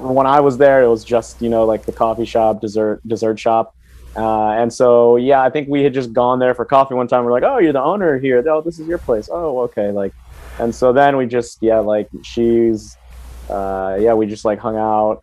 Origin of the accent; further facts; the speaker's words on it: Silver Spring, Maryland, United States; moved away as an adult; also born or lived in Washington D.C.; now in Philippines; like Washington D.C. is where I was born, but I grew up in Silver Spring, Maryland